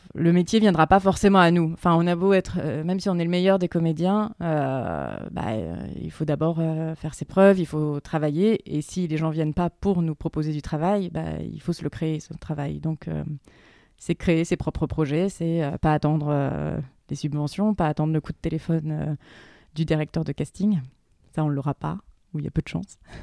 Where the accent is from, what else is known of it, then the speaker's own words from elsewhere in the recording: Berry, Centre-Val de Loire, France; moved away; j'ai grandi dans le Berry